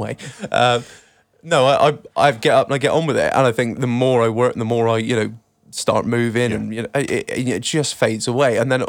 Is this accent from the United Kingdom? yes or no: yes; United Kingdom; We love a loophole. That's what we do. We're British.